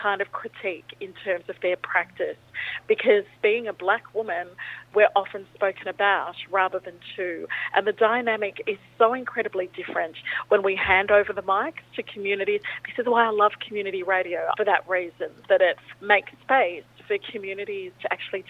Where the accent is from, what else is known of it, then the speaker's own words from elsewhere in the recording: Australia; And I come from a Pacific Islander background, and growing up in Australia